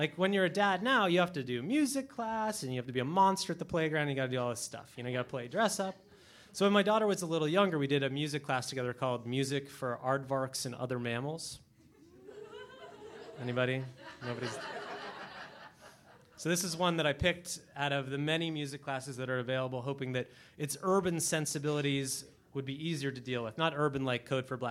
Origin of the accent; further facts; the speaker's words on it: New York City, New York, United States; as a New Yorker